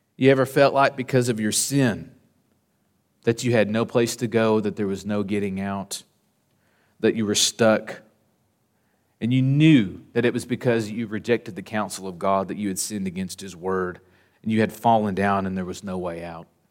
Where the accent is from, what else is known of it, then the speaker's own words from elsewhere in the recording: Southern Oklahoma, United States; When I was growing up in Southern Oklahoma